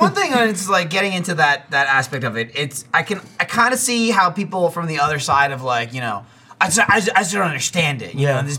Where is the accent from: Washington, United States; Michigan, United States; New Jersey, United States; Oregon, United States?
New Jersey, United States; because I grew up in New Jersey, and like I was born in 87, so you know, I grew up mostly in the 90s.